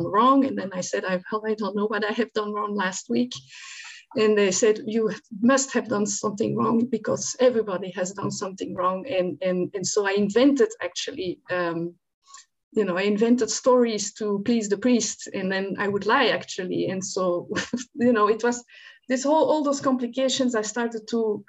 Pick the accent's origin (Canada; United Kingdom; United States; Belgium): Belgium; Antwerp, Flanders; moved away; I grew up in Antwerp, Belgium, not far from Antwerp.